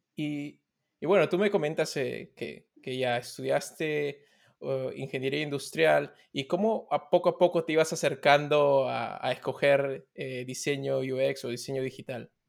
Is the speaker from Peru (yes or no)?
yes; Peru; como, peruanos, como compatriotas